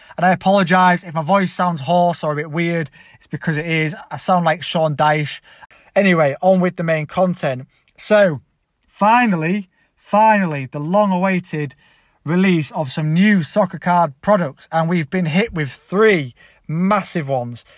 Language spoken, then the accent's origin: English; Leeds, Yorkshire and the Humber, United Kingdom; I'm actually from Leeds